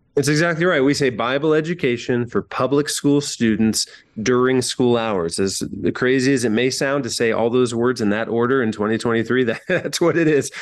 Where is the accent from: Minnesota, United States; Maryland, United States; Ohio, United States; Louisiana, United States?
Ohio, United States; rural Northwest; now in Columbus, United States; in my hometown, I don't live there anymore. I live in Columbus, Ohio. But in small rural Northwest Ohio